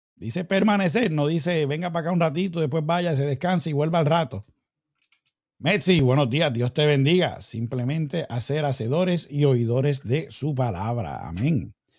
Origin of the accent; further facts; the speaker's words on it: Puerto Rico; moved away; allá en mi tierrita bella, Puerto Rico